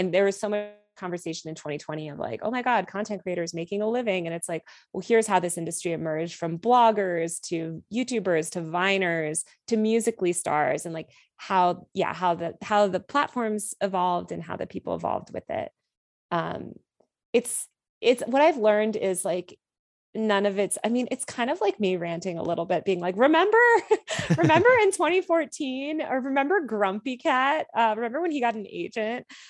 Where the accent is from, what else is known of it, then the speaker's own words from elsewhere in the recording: outside New York City, Connecticut, United States; I grew up outside New York City in this town that was absolutely dominated by finance culture in the two thousands.